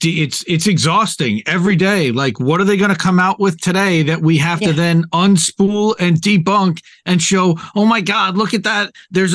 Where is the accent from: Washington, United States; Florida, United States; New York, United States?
New York, United States; I grew up conservative Jewish in the New York area.